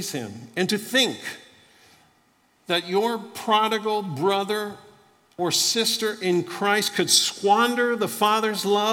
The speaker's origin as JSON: {"language": "English", "region": "Florida", "country": "United States", "tie": "born or raised there", "said": "I grew up in Florida"}